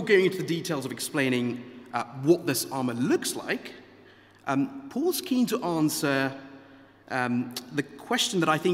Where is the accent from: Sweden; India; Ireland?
India; moved away; I grew up in India